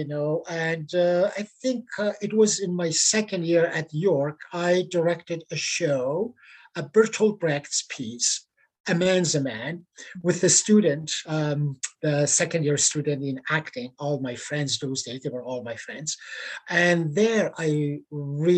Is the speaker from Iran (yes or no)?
yes; Iran; English is a second language; moved away as an adult; now in Canada; I was an actor by training back in Iran before I left my homeland